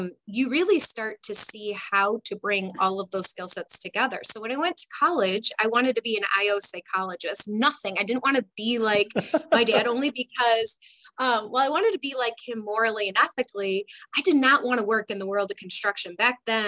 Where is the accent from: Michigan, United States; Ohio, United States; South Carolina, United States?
Michigan, United States; Detroit; I grew up in the Detroit area.